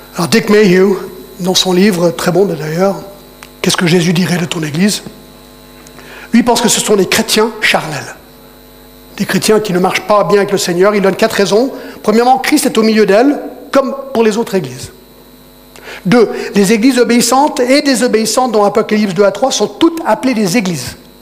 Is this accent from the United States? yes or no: yes; United States; now in Geneva, Switzerland; je parle en tant qu'Américain